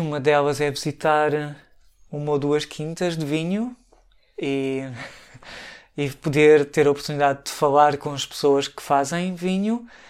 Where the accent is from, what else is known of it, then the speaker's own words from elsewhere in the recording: Santarém, Santarém District, Portugal; moved away as an adult; also born or lived in Lisbon, Portugal; now in Hamburg, Germany; Santarém, que foi onde eu nasci e vivi até aos 18 anos